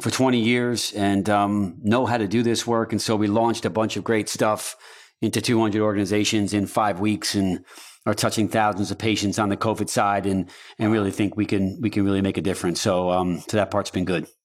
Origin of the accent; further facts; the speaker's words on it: Newburgh, New York, United States; moved away; I grew up in New York, in a small town called Newburgh in Poughkeepsie, New York, in the Hudson Valley